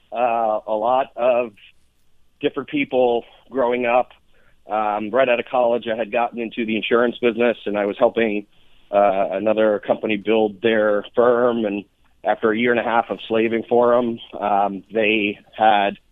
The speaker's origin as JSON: {"language": "English", "region": "New York", "country": "United States", "said": "I am from New York originally."}